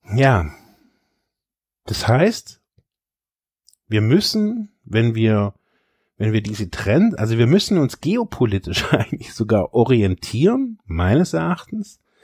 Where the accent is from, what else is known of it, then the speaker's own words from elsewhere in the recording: Germany; Ich bin in diesem reichen Land geboren